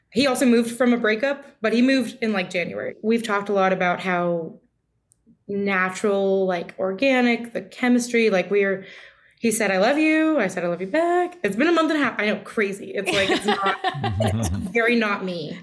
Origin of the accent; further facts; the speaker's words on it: California, United States; moved away; We're both from California